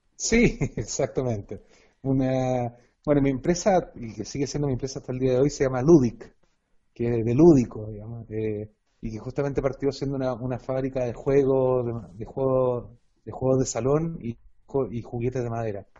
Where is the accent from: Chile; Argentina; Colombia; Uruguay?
Chile; also born or lived in Girona, Catalonia, Spain; estamos en un país tan lejano, tan aislado